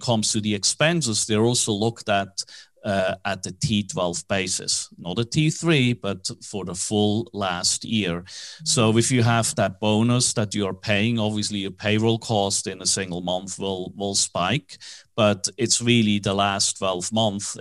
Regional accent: Switzerland; accent: Swiss; English is a second language; moved away as an adult; also born or lived in New York / Tokyo / Hong Kong; now in Dallas, United States; that strange accent, even though I'm in, based in Dallas, is from Switzerland. I was born in Switzerland

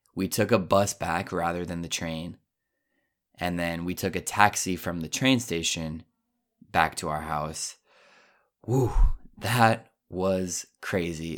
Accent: Colorado, United States; also born or lived in Japan; I'm from Colorado. I'm used to the high elevation

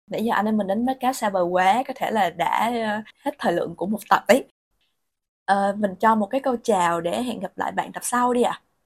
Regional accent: Vietnam; moved away as an adult; also born or lived in Bangkok, Thailand; em là người Việt Nam

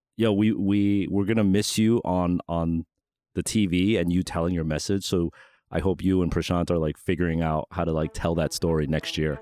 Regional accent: New York, United States; growing up in New York

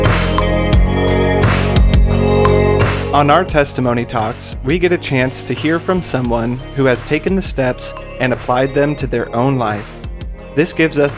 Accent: Phoenix, Arizona, United States; I was born in Phoenix, Arizona, and I still live in Arizona now

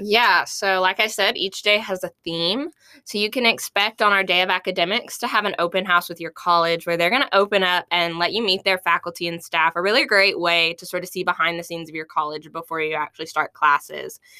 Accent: Mayflower, Arkansas, United States; moved away as an adult; now in Fayetteville, United States; I am from Mayflower, Arkansas originally, but I've lived here in Fayetteville for the last five years

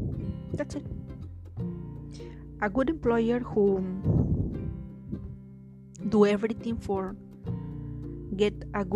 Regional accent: Peru; English is a second language; And after I will say, it's a joke, I'm Peruvian. Y les hablaré en español como para que sepan que soy de Perú.

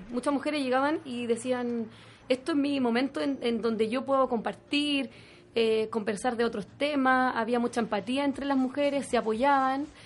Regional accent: Chile; esa la fuerza interior que tenemos, claro, como mujer chilena.

